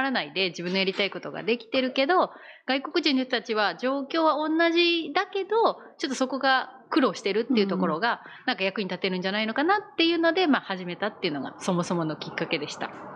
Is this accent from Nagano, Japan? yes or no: yes; Nagano, Japan; moved away as an adult; now in Okazaki, Japan; もともと長野県出身で